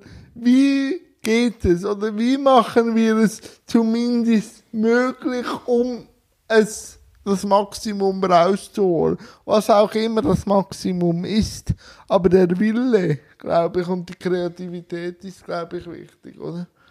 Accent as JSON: {"language": "German", "country": "Switzerland", "said": "ich komme aus der Schweiz"}